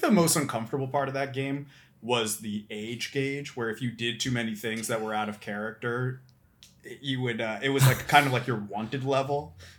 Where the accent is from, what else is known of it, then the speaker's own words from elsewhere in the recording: Philadelphia, Pennsylvania, United States; I'm from Philadelphia